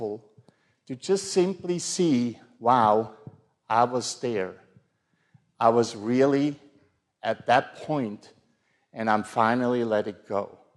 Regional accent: Switzerland; I grew up in the Protestant church in Switzerland

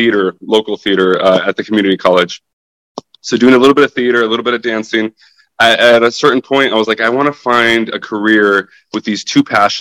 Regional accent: Spokane, Washington, United States; moved away as an adult; also born or lived in Ukraine / Tacoma, Washington; now in Los Angeles, United States; So my family lived in Tacoma for 5 years, and then we moved from Tacoma to Spokane, and then I grew up in Spokane. I lived in Spokane for 17 years

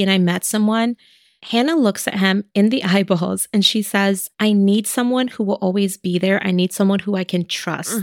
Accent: New York City, New York, United States; that's my hometown

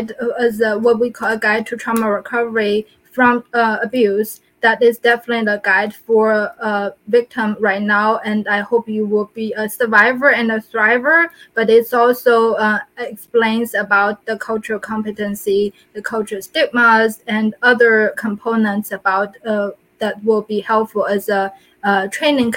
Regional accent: China; moved away; I'm from China

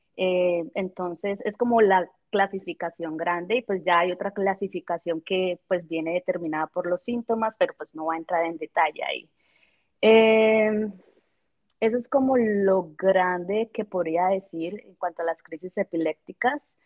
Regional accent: Colombia; moved away as an adult; also born or lived in Bogotá; now in Kansas, United States; yo soy de Colombia

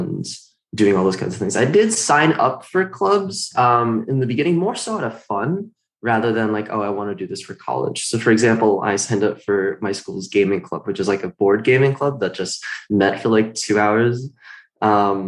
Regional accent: Washington, United States; I am from Washington

